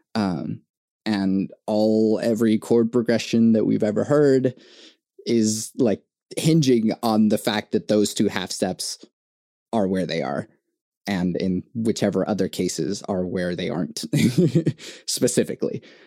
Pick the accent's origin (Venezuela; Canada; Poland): Venezuela; now in United States; I was born in Venezuela and like I uh, came to the US in 2001.